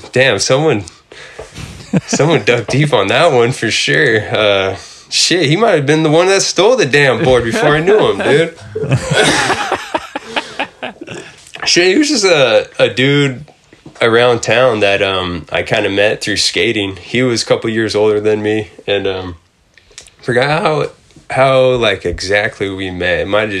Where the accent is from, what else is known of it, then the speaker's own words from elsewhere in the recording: San Jose, California, United States; I was born in San Jose, but like that's where I skated and started skating.